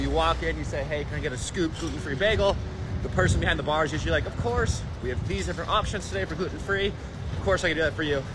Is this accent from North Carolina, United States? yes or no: no; Los Angeles, California, United States; I'm from Los Angeles.